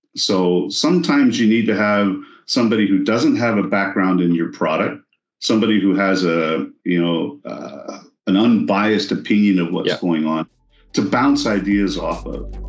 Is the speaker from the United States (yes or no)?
yes; Texas, United States; I'm from Texas